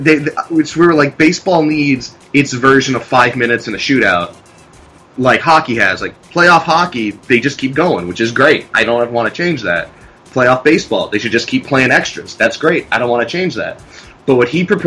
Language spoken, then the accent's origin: English; Boston, Massachusetts, United States; growing up in Boston